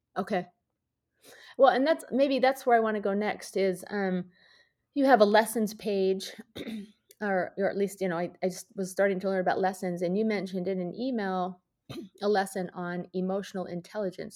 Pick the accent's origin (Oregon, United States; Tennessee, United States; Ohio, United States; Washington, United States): Washington, United States; outside Seattle; I grew up outside Seattle